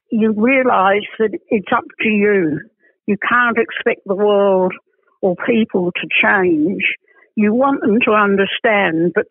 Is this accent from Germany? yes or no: no; England, United Kingdom; moved away; I was born in England. I've been back to England about six times